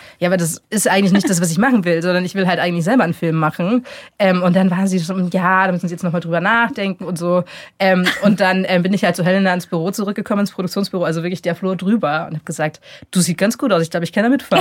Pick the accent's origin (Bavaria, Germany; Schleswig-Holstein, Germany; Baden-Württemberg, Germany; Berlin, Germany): Bavaria, Germany; near Augsburg; ich bin in der Nähe von Augsburg aufgewachsen